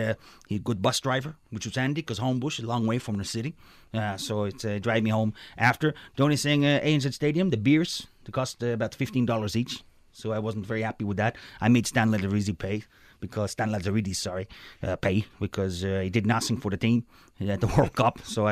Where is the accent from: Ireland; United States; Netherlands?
Netherlands; I mean, I'm from Holland. You can put tway and tway together, right?